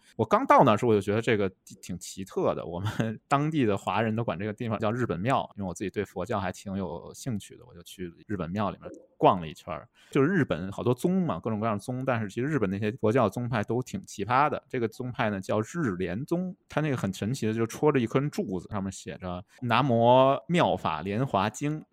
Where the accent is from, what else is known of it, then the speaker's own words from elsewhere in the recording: Beijing, China; moved away as an adult; also born or lived in United Kingdom / Manchester / Shenzhen; now in Chengdu, China; 作为一个出生在北京的人